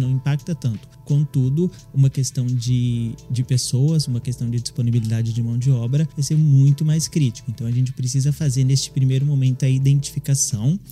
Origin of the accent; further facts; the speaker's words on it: Minas Gerais, Brazil; eu sou de Minas Gerais